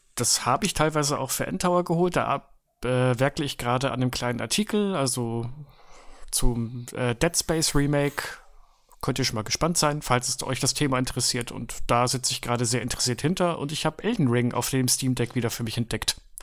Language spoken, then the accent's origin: German; Switzerland; moved away; ich habe in meiner Kindheit ja in der Schweiz gelebt